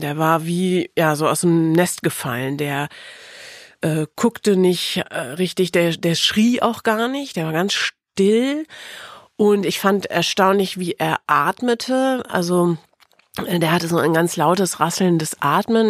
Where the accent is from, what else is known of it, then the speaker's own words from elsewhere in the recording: Osnabrück, Lower Saxony, Germany; also born or lived in Melle; In Wirklichkeit bin ich aufgewachsen in der Weltstadt Osnabrück